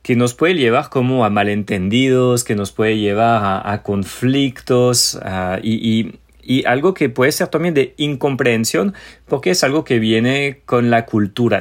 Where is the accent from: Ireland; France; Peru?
France; Spanish is a second language; now in Colombia; para nosotros franceses